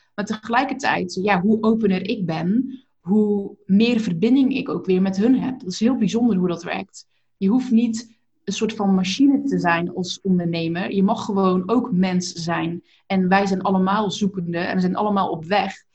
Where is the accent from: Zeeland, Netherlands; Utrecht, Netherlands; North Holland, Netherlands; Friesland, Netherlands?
Zeeland, Netherlands; accent: Zeeland; moved away; also born or lived in North Brabant; ik kom uit Zeeland en ik heb inderdaad maar wat gedaan toen ik in Brabant ging wonen